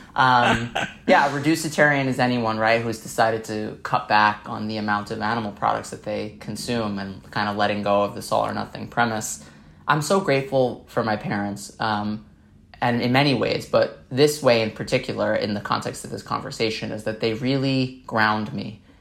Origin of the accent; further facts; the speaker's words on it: New York City, New York, United States; I grew up in Staten Island, New York